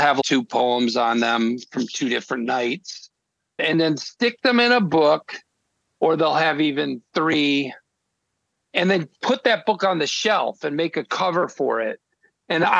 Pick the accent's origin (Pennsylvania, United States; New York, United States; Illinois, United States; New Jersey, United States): Illinois, United States; Naperville; moved away; I'm from Naperville, Illinois. Nobody I knew was in the arts, but I did have a neighbor who was a political cartoonist